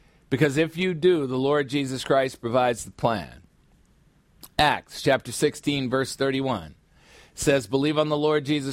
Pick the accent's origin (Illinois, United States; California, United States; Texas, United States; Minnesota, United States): Illinois, United States; Chicago; my hometown, Chicago, Illinois